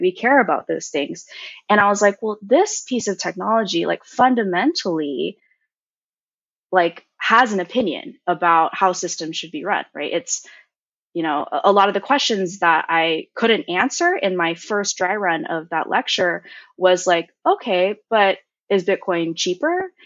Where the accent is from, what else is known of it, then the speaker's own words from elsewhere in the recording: Cupertino, California, United States; also born or lived in Mountain View, California / Berkeley, California; I was born and raised in Cupertino, which is where Apple is.